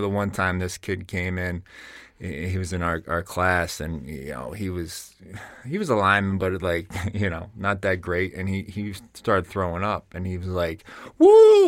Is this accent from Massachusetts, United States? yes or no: no; Bergen County, New Jersey, United States; accent: Jersey; moved away as an adult; growing up in New Jersey, moving up to here